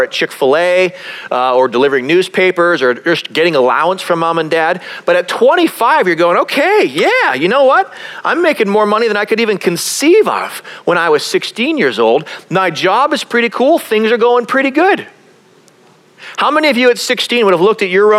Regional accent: Calgary, Alberta, Canada; I grew up in Canada. I grew up in a place called Calgary, which is a beautiful city

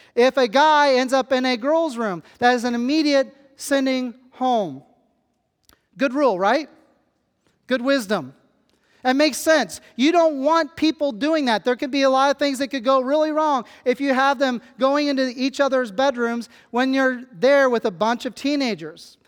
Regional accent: Kansas, United States; moved away; I come from Kansas where the closest body of water is the Gulf of Mexico, and that is about twenty hours away. I am a flatlander

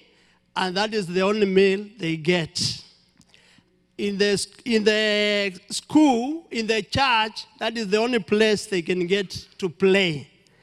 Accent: Nairobi, Kenya; I come from Nairobi

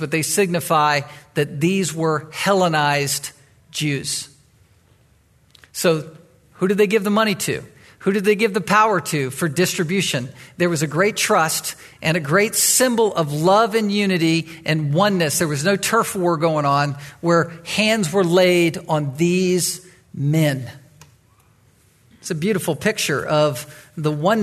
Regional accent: Chesapeake, Virginia, United States; now in Anchorage, United States; I grew up in Virginia, in the Virginia Beach, Chesapeake area. I, as a boy, was in Chesapeake. That's where I was raised

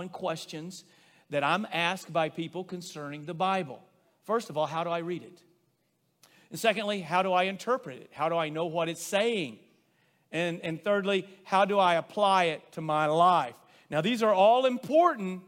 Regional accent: Rosebud, United States; growing up in Rosebud

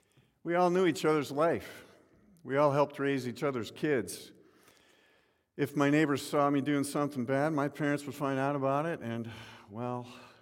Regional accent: Midwest, United States; I can remember as a young boy growing up in the Midwest, home life at that point was different

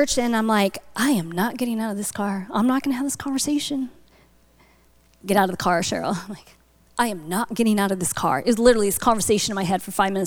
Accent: North Dakota, United States; moved away; I'm from Buffalo territory. So I grew up in North Dakota.

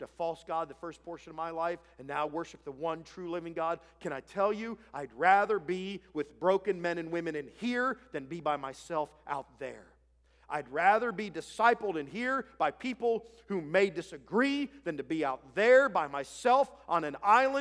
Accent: Ohio, United States; moved away as an adult; I grew up in Ohio

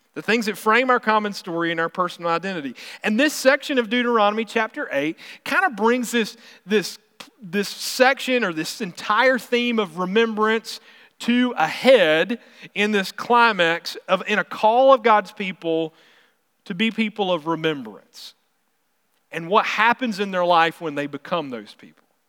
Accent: South Carolina, United States; now in Missouri, United States; I'm from South Carolina, so I'm from the coast area, and so I always miss being able to get seafood, because that's what I remember growing up

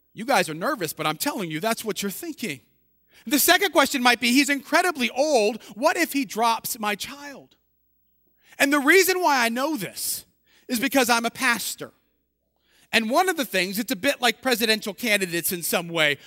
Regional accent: just outside of New Orleans, Louisiana, United States; I was born just outside of New Orleans

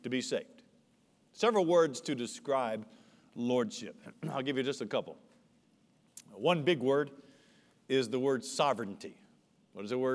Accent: United States; As an American

